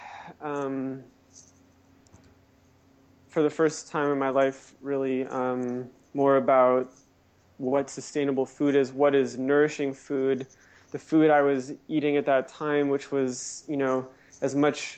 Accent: Orange County, California, United States; I grew up in Reform Judaism in Orange County, California

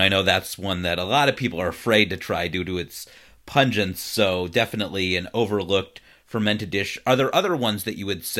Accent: Cleveland, Ohio, United States; born or raised there

